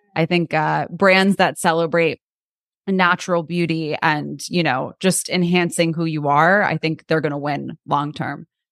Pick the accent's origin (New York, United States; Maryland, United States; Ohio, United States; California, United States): New York, United States; I'm from New York, so I think, uh, growing up in New York